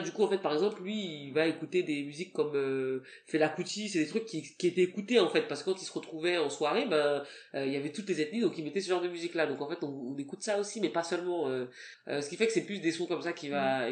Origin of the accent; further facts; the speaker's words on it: France; first language French; moi, je suis né en France, donc euh, j'ai quand même les, la double culture.